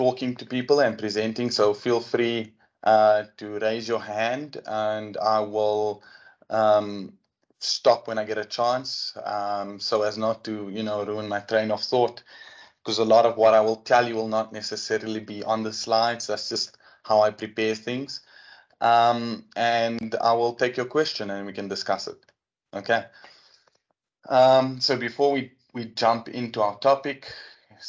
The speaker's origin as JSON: {"language": "English", "town": "Port Elizabeth", "region": "Eastern Cape", "country": "South Africa", "also_born_or_lived": "Johannesburg", "said": "I'm from Tabega, Port Elizabeth, as it was known."}